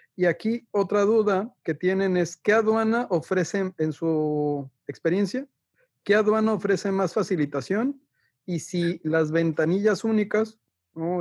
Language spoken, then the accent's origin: Spanish; Mexico; como ciudadanos mexicanos